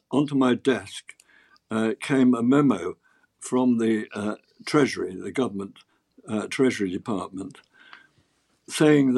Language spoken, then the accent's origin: English; Oxford, South East England, United Kingdom; also born or lived in London; I grew up in Oxford because we were moving out of London to avoid the Blitz